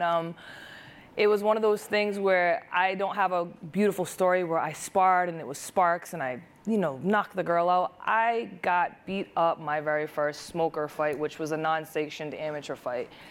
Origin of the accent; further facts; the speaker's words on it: Providence, Rhode Island, United States; I'm from the Seekonk and Wampanoag tribe from Providence, Rhode Island.